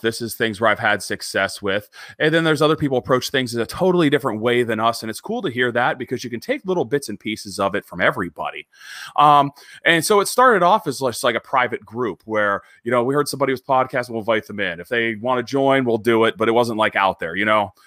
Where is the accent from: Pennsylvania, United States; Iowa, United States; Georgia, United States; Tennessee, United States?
Pennsylvania, United States; Erie; I grew up in Northwestern Pennsylvania